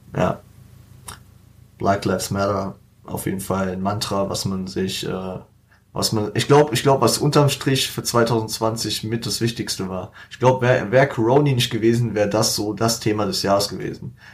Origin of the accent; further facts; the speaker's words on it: Frankfurt, Hesse, Germany; dass wir die fünfgrößte Stadt Deutschlands sind